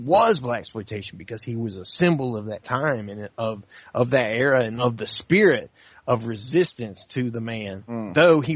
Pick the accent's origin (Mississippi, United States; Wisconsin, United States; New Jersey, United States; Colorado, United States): Mississippi, United States; Mississippi Delta, United States; now in North Carolina, United States; I'm from real Mississippi